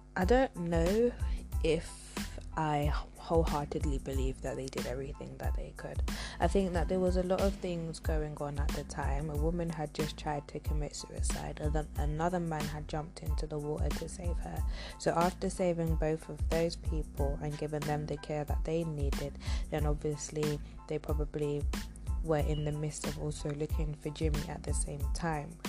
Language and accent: English; London, United Kingdom; my hometown, which is London